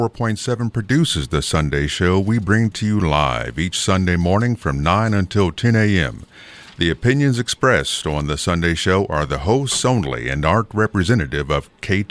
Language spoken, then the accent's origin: English; Charlotte, North Carolina, United States; also born or lived in Mobile / Dayton; now in Texarkana, United States; Well, I'm actually from Charlotte, North Carolina, immediately by way of Mobile, Alabama. Also spent some time in Dayton, Ohio. We've been here in Texarkana, my wife and I, for about 2 months